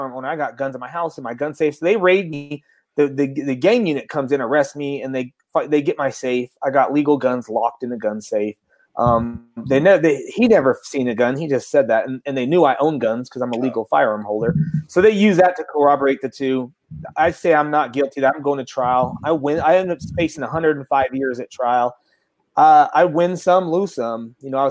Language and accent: English; Salt Lake City, Utah, United States; I'm also from Salt Lake City, Utah.